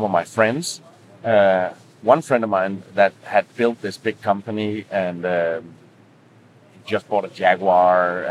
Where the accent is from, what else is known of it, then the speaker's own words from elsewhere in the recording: Denmark; moved away as an adult; I come from one of the countries where everything is expensive